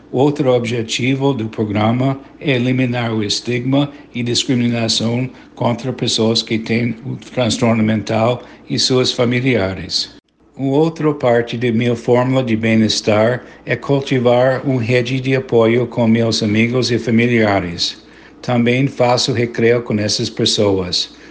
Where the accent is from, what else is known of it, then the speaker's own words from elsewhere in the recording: United States; Portuguese is a second language; also born or lived in Bahia, Brazil / Rio de Janeiro, Brazil; sou cidadão dos Estados Unidos e moro em estado de Connecticut